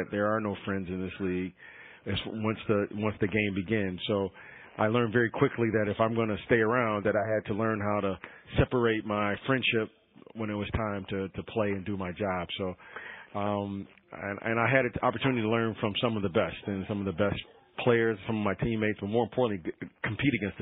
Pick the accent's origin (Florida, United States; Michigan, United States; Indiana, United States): Michigan, United States; Detroit; Growing up there in Detroit